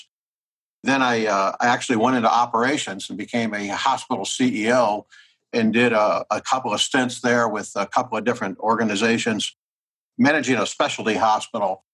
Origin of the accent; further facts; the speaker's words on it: Midwest of the United States, United States; I was born and raised in the Midwest of the United States.